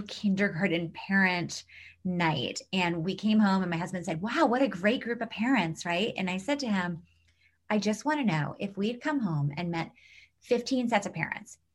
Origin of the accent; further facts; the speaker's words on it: New York City, New York, United States; we grew up in New York City